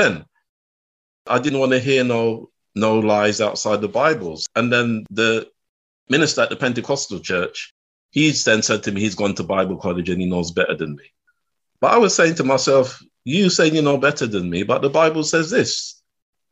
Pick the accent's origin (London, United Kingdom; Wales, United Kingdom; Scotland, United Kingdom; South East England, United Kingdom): London, United Kingdom; I was born and raised in West London